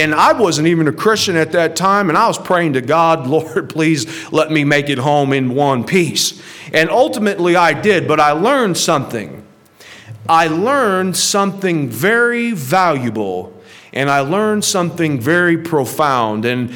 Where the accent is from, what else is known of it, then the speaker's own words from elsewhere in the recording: St. Louis, Missouri, United States; moved away; I grew up in right outside of St. Louis, where my grandmother lives.